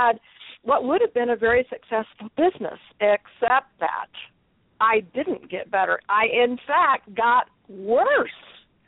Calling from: Texas, United States; I am in two places, but right now I'm in Texas.

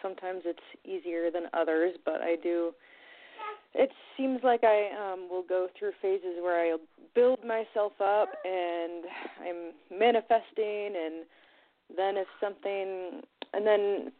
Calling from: Oregon, United States

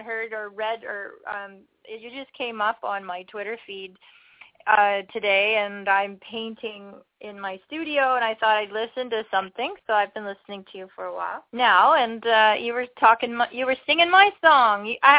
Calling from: Ontario, Canada; I'm calling from Ontario, Canada.

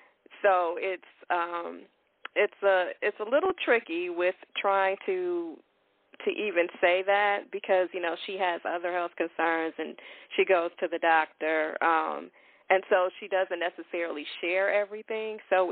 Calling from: Chicago, Illinois, United States; I'm calling from Chicago.

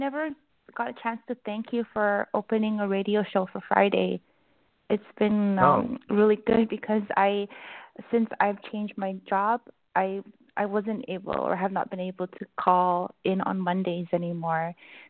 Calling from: Vancouver, British Columbia, Canada; Hi, James. … from Vancouver.

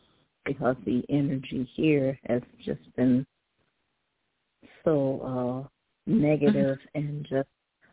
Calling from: Cleveland, Ohio, United States; I'm calling from Cleveland, Ohio.

